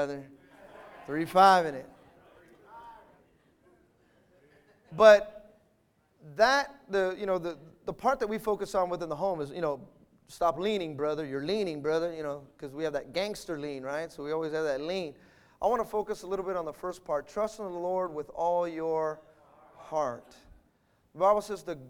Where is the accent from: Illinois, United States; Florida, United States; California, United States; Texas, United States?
California, United States; Bay Area; moved away; I was from the Bay Area